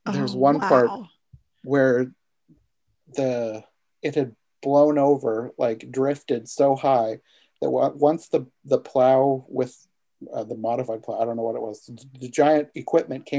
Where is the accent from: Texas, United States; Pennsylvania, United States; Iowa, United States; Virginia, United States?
Iowa, United States; I'm from Iowa, and it's been pretty cold here recently.